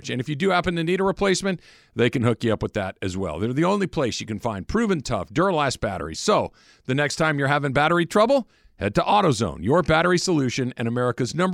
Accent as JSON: {"language": "English", "town": "Phoenix", "region": "Arizona", "country": "United States", "said": "Uh, I'm from Phoenix."}